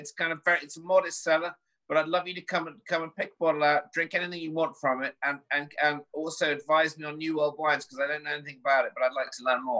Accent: England, United Kingdom; I'm English.

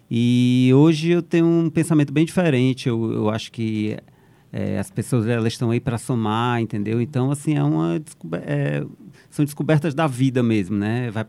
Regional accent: Fortaleza, Ceará, Brazil; moved away; foi quando eu saí de Fortaleza a primeira vez, foi em 94 que eu fui para São Paulo.

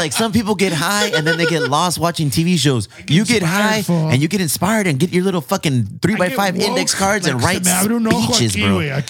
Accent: Bonita, California, United States; I'm from Bonita. Okay? I'm from Bonita, all right?

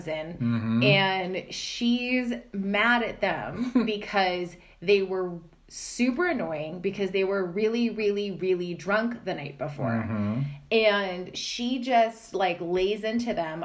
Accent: Pittsburgh, Pennsylvania, United States; accent: Yinzer / Pittsburghese; my Yinzer accent

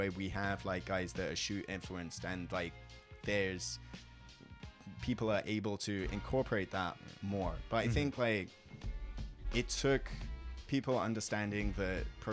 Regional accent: England, United Kingdom; moved away as an adult; now in Yokohama, Japan; I grew up in England

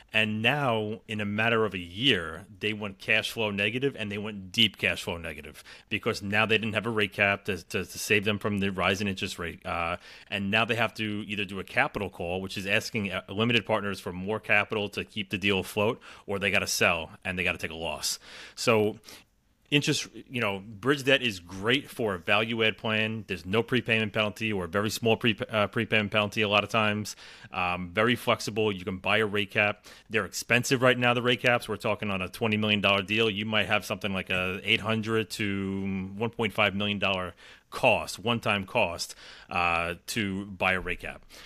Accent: New York, United States; I'm from New York

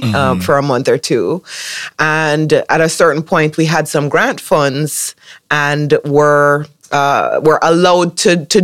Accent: Jamaica; I became the first Jamaican producer to have a national series aired on public television in the U.S.

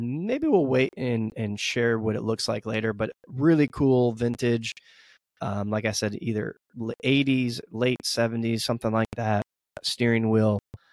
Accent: United States; I'm an American

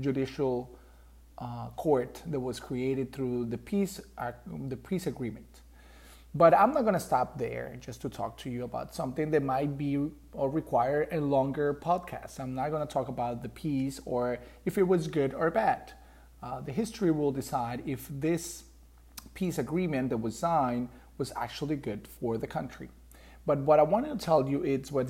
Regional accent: Bogota, Colombia; now in Sunrise, United States; I'm Colombian. Actually, I was born in Bogota, Colombia, and I came to the United States 14 years ago.

